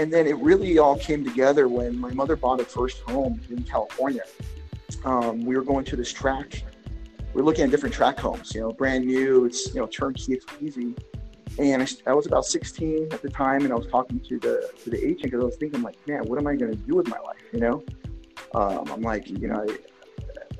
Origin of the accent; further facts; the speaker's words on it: Barquisimeto, Lara, Venezuela; now in United States; I lived with my grandparents in, it's called the Barquisimeto, Venezuela.